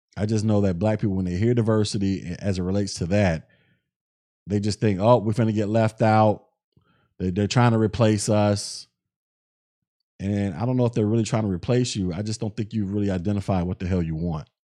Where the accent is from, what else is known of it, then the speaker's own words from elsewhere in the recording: the South, United States; I'm from the South